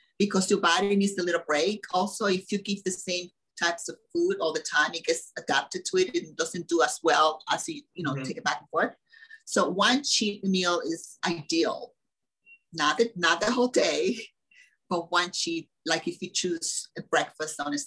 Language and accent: English; Dominican Republic; moved away; I come from the Dominican Republic, and there was no zero processed food when I was a kid